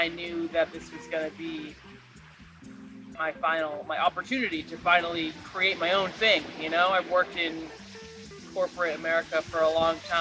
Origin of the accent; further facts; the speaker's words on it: Lewiston, Maine, United States; I live in southern Maine, grew up in Lewiston